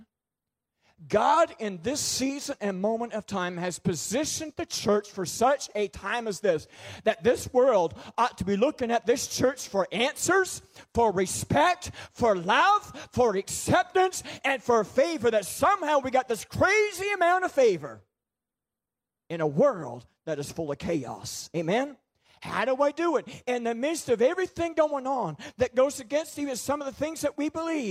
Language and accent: English; Boiestown, New Brunswick, Canada; moved away as an adult; I grew up in Boystown, I grew up in the woods, I was a redneck boy, I was a farmer boy